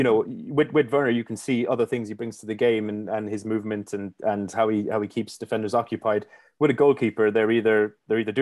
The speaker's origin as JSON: {"language": "English", "country": "Ireland", "said": "I'm obviously an Irishman"}